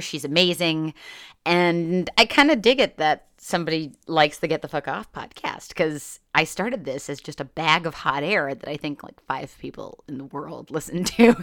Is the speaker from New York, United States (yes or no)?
no; Northeast Pennsylvania, United States; growing up in Northeast Pennsylvania